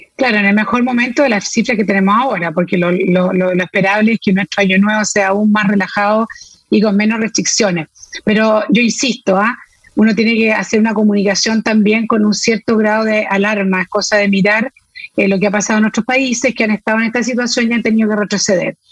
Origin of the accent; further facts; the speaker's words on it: Chile; como chileno